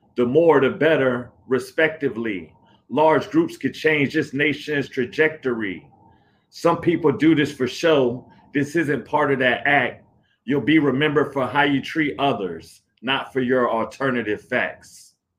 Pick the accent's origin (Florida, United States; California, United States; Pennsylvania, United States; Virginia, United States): Virginia, United States; Hampton; now in Arlington, United States; originally from Hampton, Virginia, but I live in Arlington, Virginia, like close to the DC area now